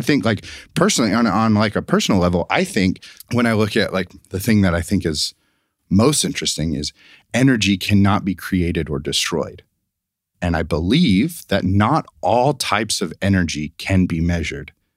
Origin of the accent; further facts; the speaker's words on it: the South, United States; growing up in the South, uh, we did not talk about evolution in science in high school